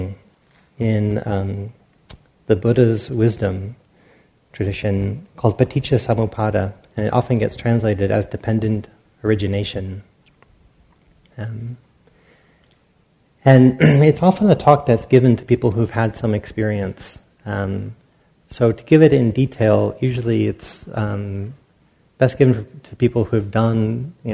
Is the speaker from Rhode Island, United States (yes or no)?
yes; Rhode Island, United States; also born or lived in Pacific Northwest / San Francisco Bay Area; now in Briones, United States; I grew up in Rhode Island, and then lived up in the Northwest for a while, and I've been down the Bay Area for a while now